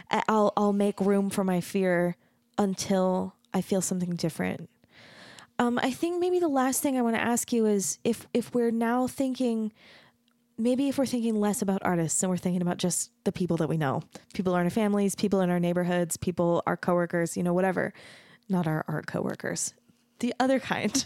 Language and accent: English; United States